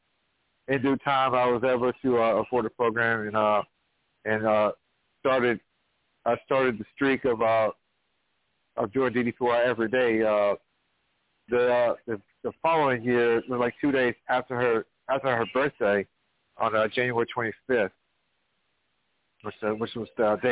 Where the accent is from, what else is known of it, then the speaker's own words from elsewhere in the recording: Danville, Virginia, United States; I am from Virginia. I'm born and raised in Danville